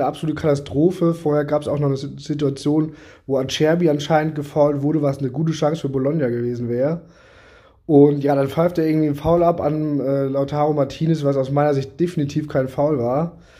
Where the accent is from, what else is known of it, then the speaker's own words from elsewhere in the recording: Germany; als Deutscher